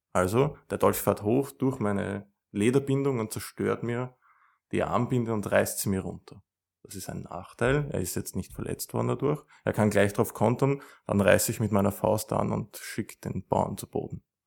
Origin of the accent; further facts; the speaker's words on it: Vienna, Austria; ich komme aus Wien